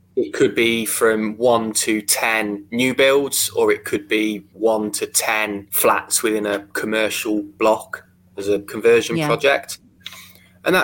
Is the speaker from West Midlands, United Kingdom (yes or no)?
yes; Worcestershire, West Midlands, United Kingdom; Predominantly Worcestershire. So the portfolio that we've got is all in my hometown